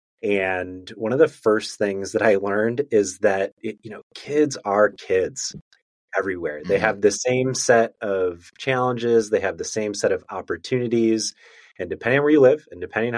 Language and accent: English; outside of Chicago, Illinois, United States; moved away as an adult; also born or lived in Virginia / Memphis, Tennessee; I grew up outside of Chicago, went to school in Virginia, applied to Teach for America, and got placed in Memphis, Tennessee.